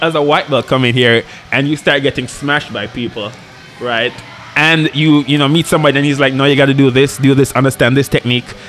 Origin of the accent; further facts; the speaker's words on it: Jamaica; moved away; also born or lived in Kingston, Jamaica; rural Jamaica, like farming, you know, stuff like